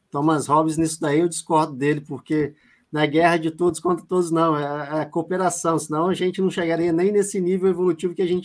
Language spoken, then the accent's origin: Portuguese; Belo Horizonte, Minas Gerais, Brazil